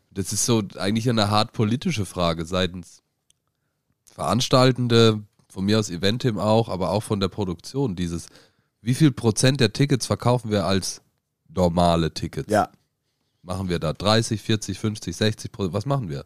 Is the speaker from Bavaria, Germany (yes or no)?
no; Freiburg, Baden-Württemberg, Germany; meine Kindheit in Freiburg